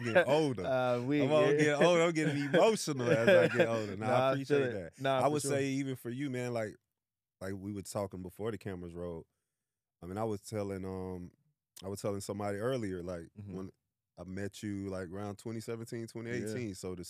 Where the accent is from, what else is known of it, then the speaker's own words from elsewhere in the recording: Orlando, Florida, United States; So I'm from Orlando, Florida. Shout out to home of Mickey Mouse. Shout out 407.